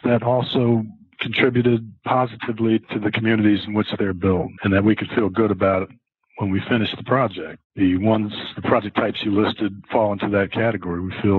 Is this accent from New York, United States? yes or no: no; Philadelphia, Pennsylvania, United States; moved away; also born or lived in Houston; I was born and raised in Philadelphia